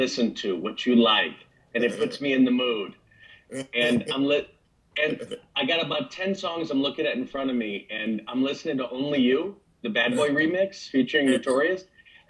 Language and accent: English; Chicago, Illinois, United States; I'm from Chicago